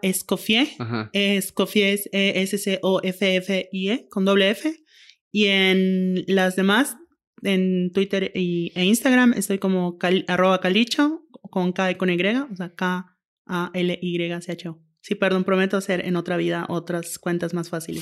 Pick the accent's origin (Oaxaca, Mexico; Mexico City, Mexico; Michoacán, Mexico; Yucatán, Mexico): Yucatán, Mexico; now in Monterrey, Mexico; soy yucateca, vivo en Monterrey